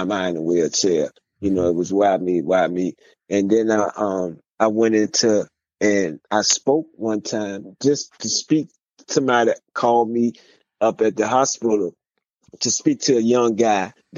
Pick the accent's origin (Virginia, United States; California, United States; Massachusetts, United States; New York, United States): Virginia, United States; I was way in Texas, but I'm from Virginia.